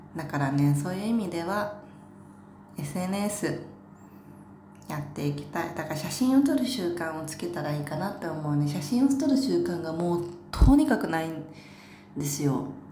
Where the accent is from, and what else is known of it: Saitama, Japan; born or raised there; now in Tokyo, Japan